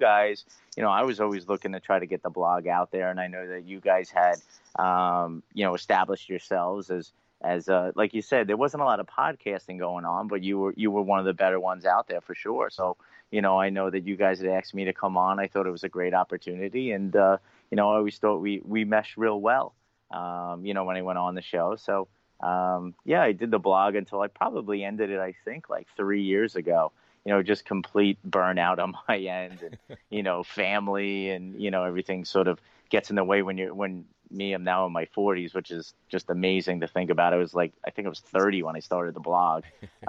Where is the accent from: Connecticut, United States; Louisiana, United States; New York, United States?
New York, United States; Long Island; accent: Long Island; my Long Island accent